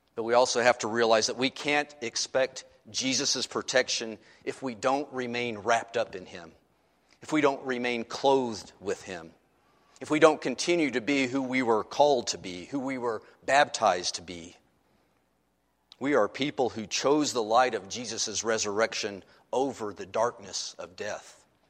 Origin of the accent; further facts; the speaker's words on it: United States; who happens to be an American